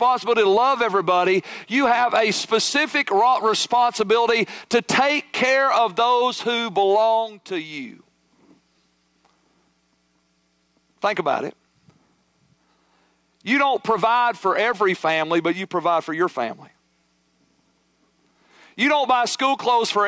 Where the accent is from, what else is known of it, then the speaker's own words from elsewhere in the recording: United States; as American modern day Christians